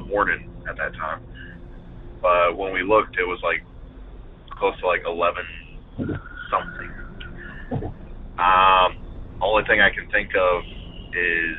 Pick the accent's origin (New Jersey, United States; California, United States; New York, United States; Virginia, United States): Virginia, United States; Northern; I'm from Northern Virginia